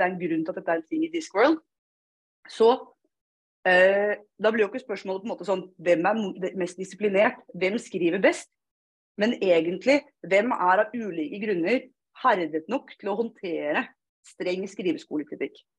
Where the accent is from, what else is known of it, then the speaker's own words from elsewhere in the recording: Fredrikstad, Østfold, Norway; accent: Østfold dialect; For å si det på østfoldsk, jeg er fra Fredrikstad.